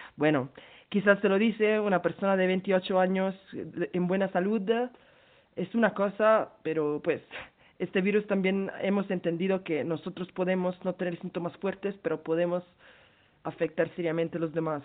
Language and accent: Spanish; Milan, Lombardy, Italy; Spanish is a second language; moved away as an adult; now in Peru; yo soy de hecho de Milán, estuve en Italia eh, ahorita, cuando empezó todo